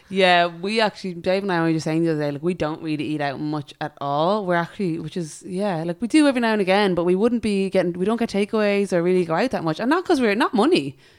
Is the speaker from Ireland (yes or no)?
yes; Ireland; as Irish